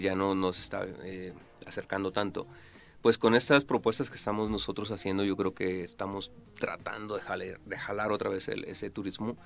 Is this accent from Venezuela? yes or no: no; Mexico; como chef mexicano